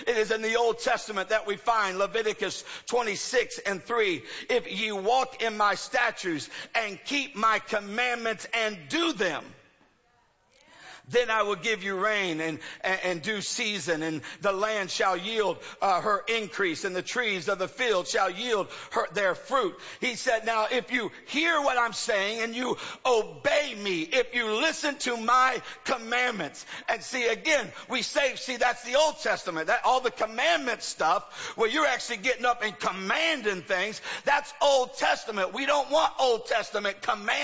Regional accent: United States; I'm an American

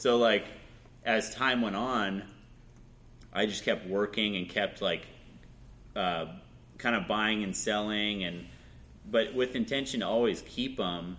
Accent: Marin, California, United States; also born or lived in Vallejo; I moved around a lot. I was born in Vallejo and grew up in Marin and then moved 11 times.

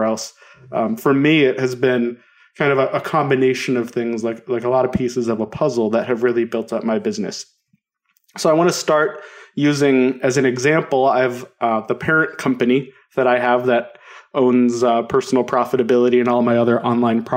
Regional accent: South Denver suburbs, Colorado, United States; also born or lived in Boulder, Colorado; where I grew up in the South Denver suburbs

